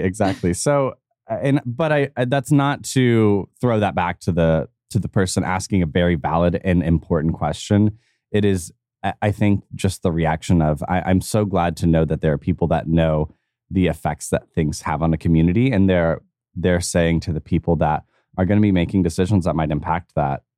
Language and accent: English; United States; me as an American